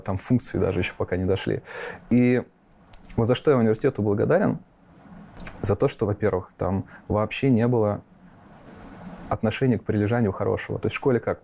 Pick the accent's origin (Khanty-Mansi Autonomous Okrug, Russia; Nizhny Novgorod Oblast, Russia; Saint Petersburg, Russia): Nizhny Novgorod Oblast, Russia; Nizhny Novgorod; also born or lived in Fryanovo, Moscow Oblast; Я родился в Подмосковье, поселок Фрянов, он там на восток от Москвы. Угу. Вот, и до девяти лет я там прожил, а потом мои родители переехали в Нижний Новгород, и уже школу университета закончил там.